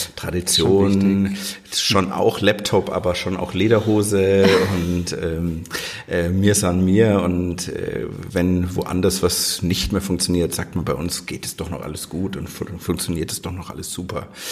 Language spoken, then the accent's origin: German; Lower Franconia, Bavaria, Germany; also born or lived in Fürth / Crimea; eigentlich bin ich ein Unterfranke